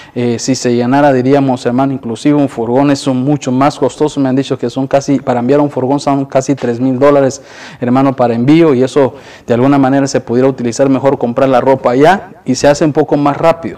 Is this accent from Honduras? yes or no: yes; Honduras; moved away; nosotros que somos de Honduras